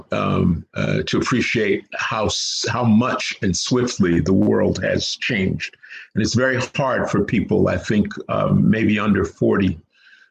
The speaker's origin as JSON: {"language": "English", "town": "New York City", "region": "New York", "country": "United States", "tie": "born or raised there", "said": "I grew up on 127th Street between 7th and 8th Avenue in a housing project called the St. Nicholas Projects"}